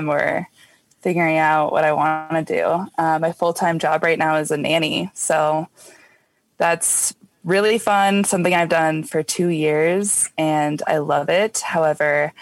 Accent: Denver, Colorado, United States; I am from Denver, Colorado, like a suburb outside of Denver.

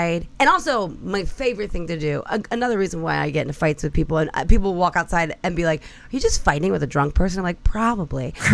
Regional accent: Delaware County, Pennsylvania, United States; I'm from Delco

